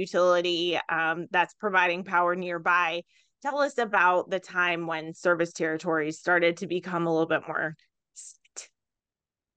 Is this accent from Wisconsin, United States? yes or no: yes; Wisconsin Rapids, Wisconsin, United States; I'm from Wisconsin Rapids, which is a municipally served community.